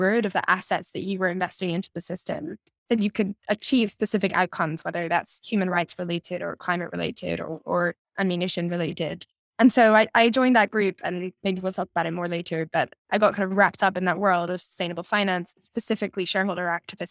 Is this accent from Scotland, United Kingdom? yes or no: yes; Edinburgh, Scotland, United Kingdom; I grew up in Edinburgh in Scotland.